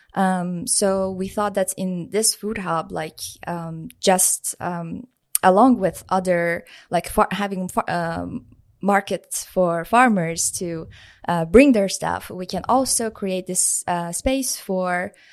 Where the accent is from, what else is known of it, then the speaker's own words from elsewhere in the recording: Iran; moved away as an adult; now in Trondheim, Norway; I'm from Iran